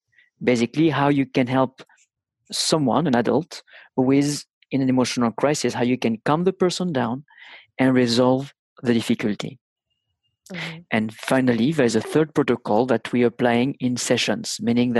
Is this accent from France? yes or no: yes; France; accent: thick (French); English is a second language